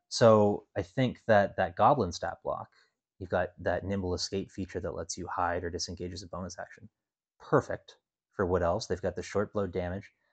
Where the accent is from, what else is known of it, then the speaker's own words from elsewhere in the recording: Canada; I'm Canadian.